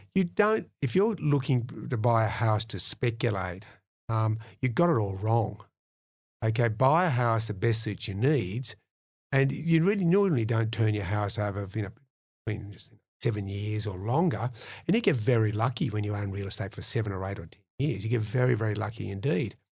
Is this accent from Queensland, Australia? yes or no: no; Penrith, New South Wales, Australia; I came from Penrith